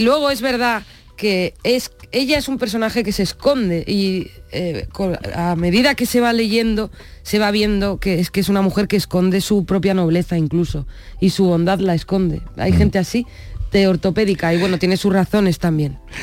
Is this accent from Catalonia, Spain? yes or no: no; Basque Country, Spain; first language Spanish; Nací en el País Vasco, pero mi padre era de Jimena de la Frontera